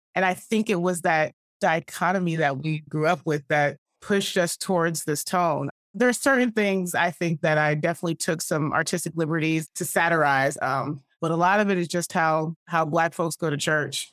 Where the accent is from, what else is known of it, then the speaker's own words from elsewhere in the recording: Atlanta, Georgia, United States; We grew up Southern Baptist in Atlanta, Georgia